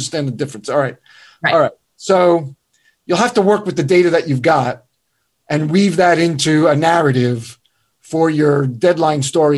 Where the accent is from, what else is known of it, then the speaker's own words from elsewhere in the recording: Northern United States, United States; now in North Carolina, United States; Well, I'm in North Carolina now, but I'm from the North, which is, you know, you're screwed.